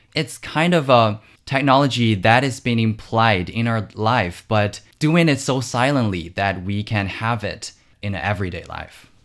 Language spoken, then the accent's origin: English; Wuxi, Jiangsu, China; my hometown, which is the city of Wuxi in Jiangsu Province.